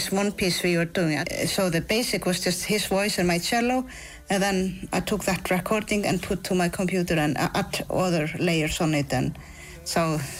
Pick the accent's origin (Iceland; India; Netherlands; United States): Iceland; I'm from Iceland.